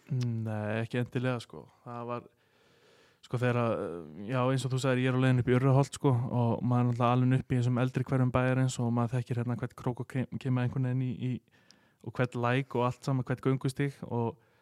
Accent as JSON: {"language": "Icelandic", "town": "Garðabær", "region": "Capital Region", "country": "Iceland", "tie": "born or raised there", "said": "við sem höfum alist upp í þessum bæ"}